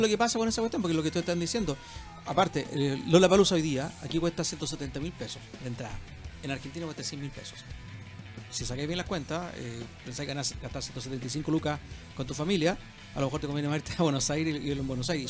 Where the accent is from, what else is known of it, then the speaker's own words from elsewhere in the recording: Chile; lo que somos los chilenos